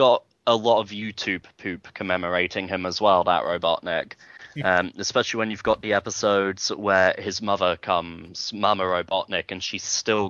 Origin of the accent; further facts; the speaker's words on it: United Kingdom; I'm the British one.